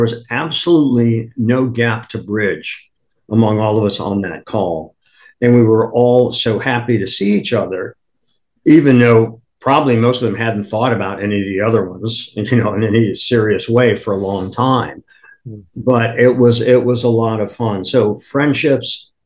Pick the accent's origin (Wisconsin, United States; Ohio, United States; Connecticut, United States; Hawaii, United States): Ohio, United States; Akron; now in New York, United States; I was born in Akron, Ohio